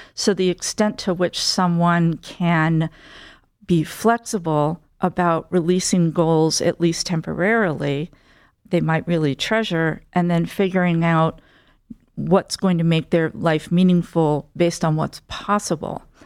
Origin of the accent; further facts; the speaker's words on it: central New Jersey near Princeton, United States; moved away as an adult; also born or lived in New York; I grew up in central New Jersey near Princeton